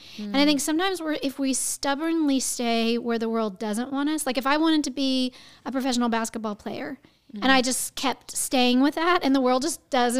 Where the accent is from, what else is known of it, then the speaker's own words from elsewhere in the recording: Houston, Texas, United States; I'm from Houston, Texas, and that's the big theater in our town.